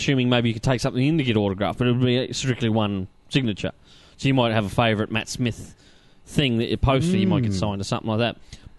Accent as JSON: {"language": "English", "country": "Australia", "said": "we're Australian, we're very friendly."}